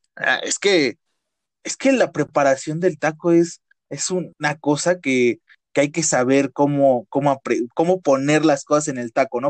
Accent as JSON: {"language": "Spanish", "country": "Mexico", "said": "los mexicanos"}